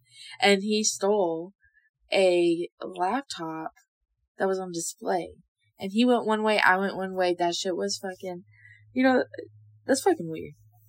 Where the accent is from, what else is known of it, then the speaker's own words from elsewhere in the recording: Armona, California, United States; I went to Armona school.